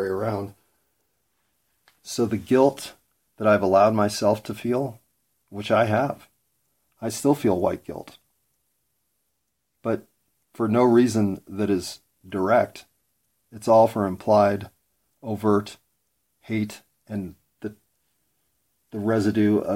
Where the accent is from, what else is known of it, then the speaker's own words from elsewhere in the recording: United States; as an American